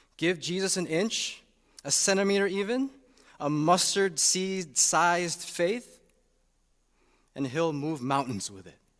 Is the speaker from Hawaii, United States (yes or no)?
no; Chicago, Illinois, United States; moved away as an adult; also born or lived in Saint Louis; to come to Chicago back in two thousand seventeen. Little did we know that there were other reasons for the call beyond doing church ministry in my hometown